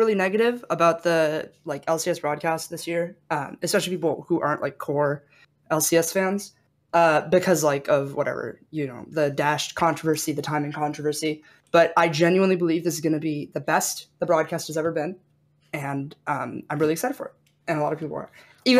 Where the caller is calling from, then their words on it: Santa Monica, California, United States; LA, Santa Monica.